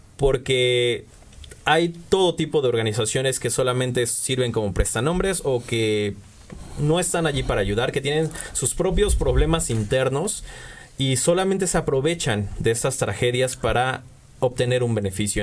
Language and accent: Spanish; Mexico; Nos unió como pueblo mexicano